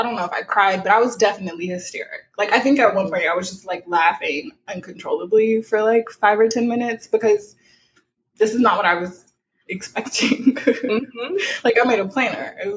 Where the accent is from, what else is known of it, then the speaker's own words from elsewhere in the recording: South Louisiana, United States; I'm from South Louisiana